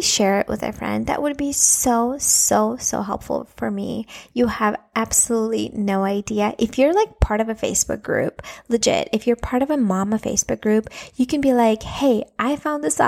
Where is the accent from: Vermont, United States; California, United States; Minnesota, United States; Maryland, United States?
Minnesota, United States; Minneapolis; first language Russian; English is a second language; moved away as an adult; also born or lived in Latvia; now in Florida, United States; I was born in Latvia. And when I was 9 years old, my family migrated and moved to United States, to Minnesota, Twin Cities, Minnesota. And we lived there for like 25 years